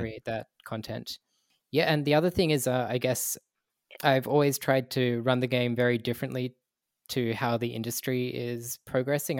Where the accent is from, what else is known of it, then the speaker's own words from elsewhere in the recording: Australia; in my childhood, I grew up in Australia